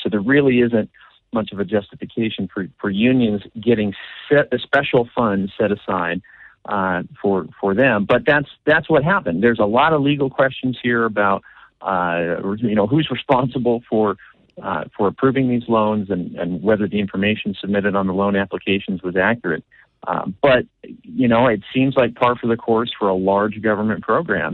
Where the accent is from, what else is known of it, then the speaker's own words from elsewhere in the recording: Washington, United States; I did grow up in, out here in Washington